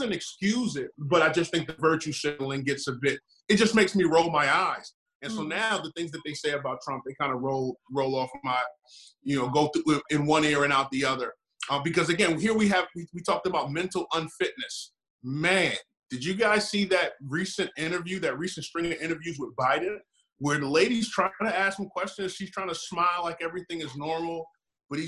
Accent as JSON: {"language": "English", "country": "United States", "said": "we as the American people"}